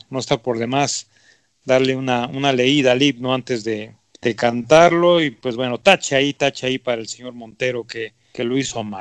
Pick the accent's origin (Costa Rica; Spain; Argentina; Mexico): Mexico; Como mexicanos tenemos la responsabilidad, la obligación de, de sabernos el himno